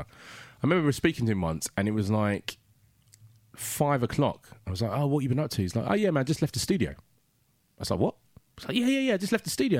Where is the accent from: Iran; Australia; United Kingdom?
United Kingdom; London; African kid growing up in South London